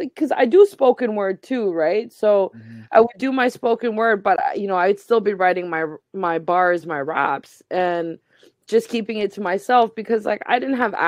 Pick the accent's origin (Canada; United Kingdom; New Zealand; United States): Canada; Halifax, Nova Scotia; growing up in Halifax with a visibly Muslim family